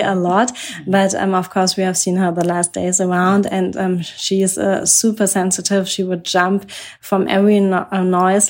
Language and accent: English; Germany; I'm from Germany